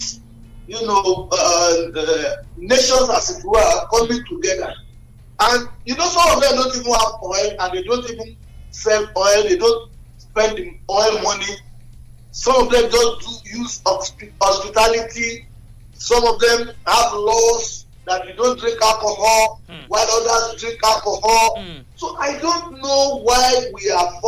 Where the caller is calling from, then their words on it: Abeokuta, Ogun State, Nigeria; I'm calling from Abeokuta